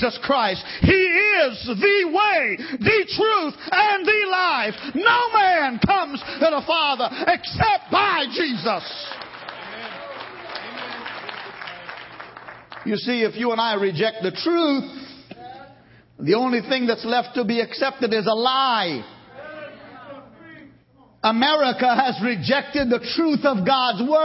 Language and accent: English; United States; I'm an American